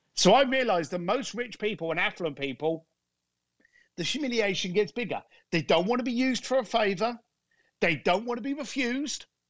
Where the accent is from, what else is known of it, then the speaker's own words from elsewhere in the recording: London, United Kingdom; I grew up in a shitty end of London called Leytonstone.